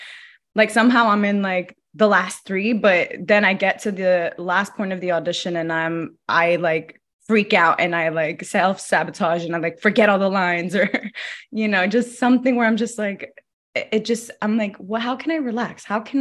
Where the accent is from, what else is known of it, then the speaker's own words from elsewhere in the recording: Los Angeles, California, United States; And I grew up in LA, like, I grew up moving a lot. I grew up in like East LA. I grew up in Koreatown, Mid-City, like all over LA. So I'm very much an LA native.